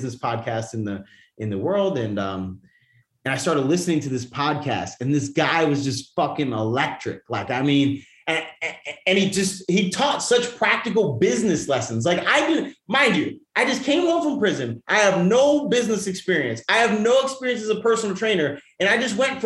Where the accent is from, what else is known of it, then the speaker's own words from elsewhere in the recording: New York, United States; moved away; I'm from New York